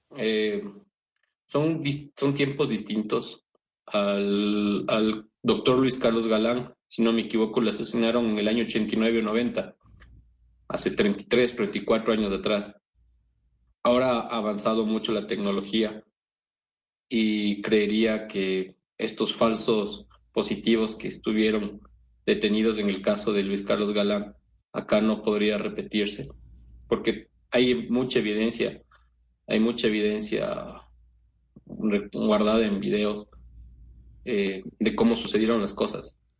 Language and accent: Spanish; Ecuador